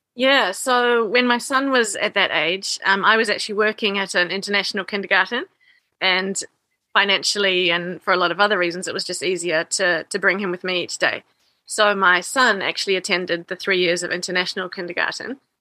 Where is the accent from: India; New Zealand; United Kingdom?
New Zealand; moved away as an adult; also born or lived in Higashi Osaka, Japan; now in Higashiosaka, Japan; I'm originally from New Zealand and now I'm living in Higashi Osaka in Osaka Prefecture.